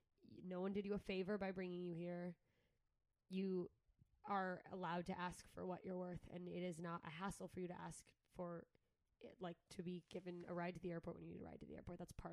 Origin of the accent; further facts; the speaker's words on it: Mississippi, United States; also born or lived in Alaska; I moved to Alaska from Southern Mississippi.